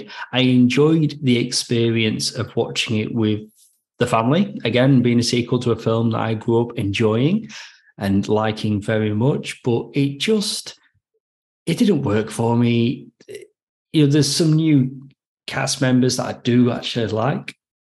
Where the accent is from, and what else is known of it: United Kingdom; now in Australia